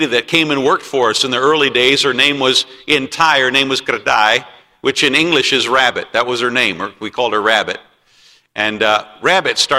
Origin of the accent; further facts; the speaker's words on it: United States; I did not choose to be born in America. I'm glad that I was born in America.